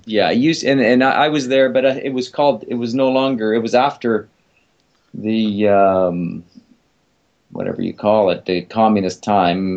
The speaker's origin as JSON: {"language": "English", "town": "Vancouver", "region": "British Columbia", "country": "Canada", "tie": "born or raised there", "also_born_or_lived": "Japan", "said": "once we were back here in Vancouver, I remember being in school"}